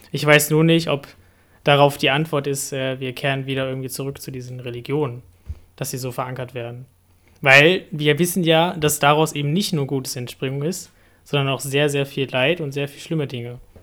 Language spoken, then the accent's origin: German; Hanover, Lower Saxony, Germany; ich komme aus Hannover und dort, das Dorf heißt Frieling